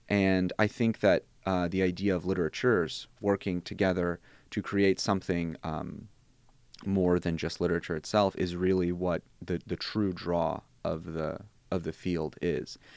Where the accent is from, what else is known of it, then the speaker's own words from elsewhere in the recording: St. Louis, Missouri, United States; first language Bosnian; English is a second language; also born or lived in Germany / Columbia, Missouri / New Orleans; moved to the States fairly young